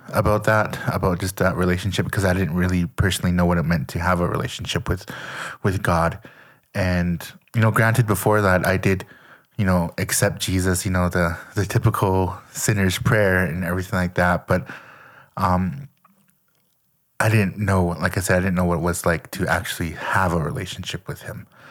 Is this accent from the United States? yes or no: no; Lethbridge, Alberta, Canada; moved away as an adult; I grew up in Canada, um, Leth, Lethbridge, Alberta, to be exact